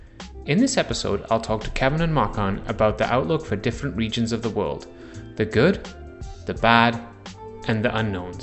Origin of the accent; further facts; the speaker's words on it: Canada; we as Canadians